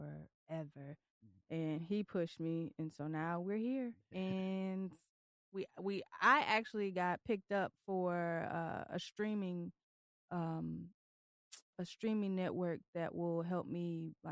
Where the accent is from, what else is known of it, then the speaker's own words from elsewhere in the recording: Tennessee, United States; also born or lived in Detroit, Michigan; now in Virginia Beach, United States; I'm originally from Detroit. And I was raised in Tennessee